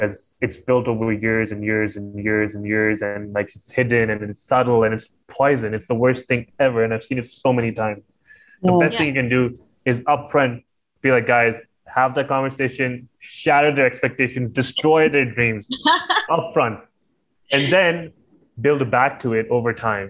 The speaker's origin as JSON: {"language": "English", "country": "Pakistan", "said": "I'm Pakistani"}